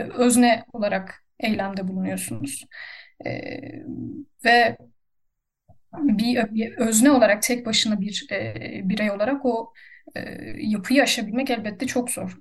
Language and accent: Turkish; Turkey; moved away as an adult; also born or lived in Serbia; now in Germany; bir Türk vatandaşı olarak